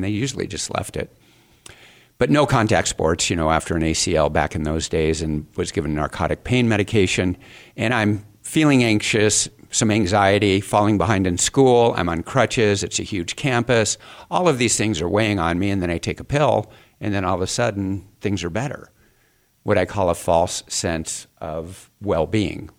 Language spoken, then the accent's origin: English; Phoenix, Arizona, United States; I grew up here in Phoenix